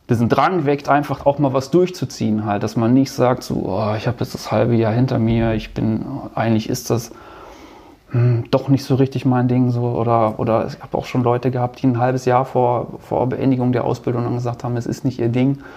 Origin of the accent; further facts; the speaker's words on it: North Rhine-Westphalia, Germany; Also ich bin ja Ostwestfale und da ist das eh so ein bisschen